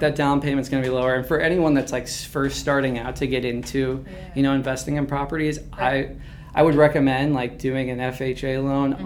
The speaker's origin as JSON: {"language": "English", "town": "St. Charles", "region": "Missouri", "country": "United States", "tie": "born or raised there", "said": "I'm actually from St. Charles, Missouri, grew up there."}